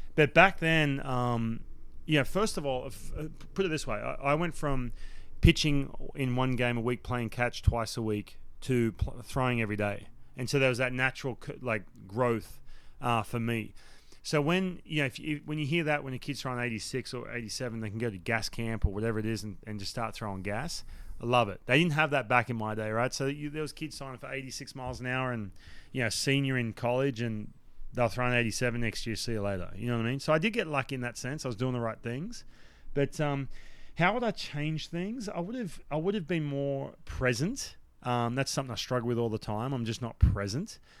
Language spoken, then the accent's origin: English; Newcastle, New South Wales, Australia; moved away as an adult; I grew up, I grew up in Newcastle, so, like, to, if you drive, if you fly into Sydney, you drive two hours up the coast